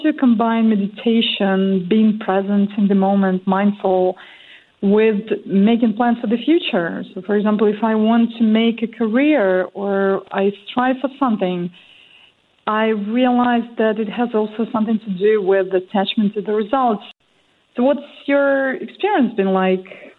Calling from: Switzerland; I'm calling from Switzerland

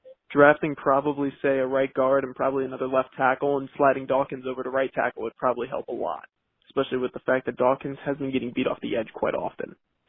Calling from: Hopewell, New York, United States; I'm from Hopewell, New York.

